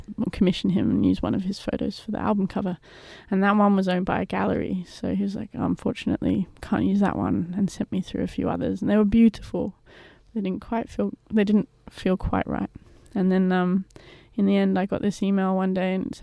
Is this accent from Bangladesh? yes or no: no; England, United Kingdom; now in Australia; I am English